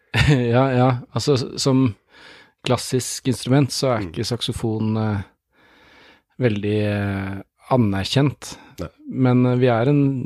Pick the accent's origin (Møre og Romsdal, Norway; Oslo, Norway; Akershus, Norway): Oslo, Norway; moved away as an adult; now in Tromsø, Norway; Jeg er født i Oslo, men nå har jeg bodd mer enn halve livet i Tromsø.